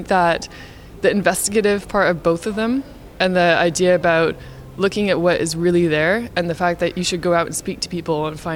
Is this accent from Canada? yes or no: yes; Canada; so I'm Canadian. I grew up in Canada.